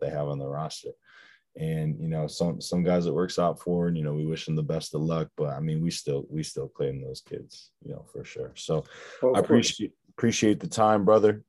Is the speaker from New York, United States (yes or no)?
yes; Upstate New York, United States; I'm not from New York City, so it's a very different style of basketball. Upstate New York, we've had a couple ballers.